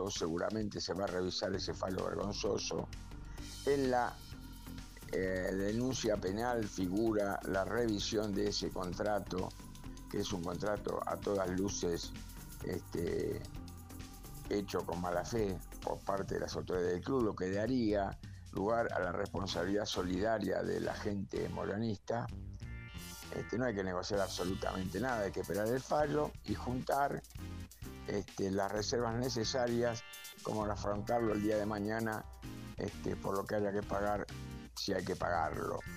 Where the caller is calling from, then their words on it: Lavallol, Buenos Aires Province, Argentina; de Lavallol.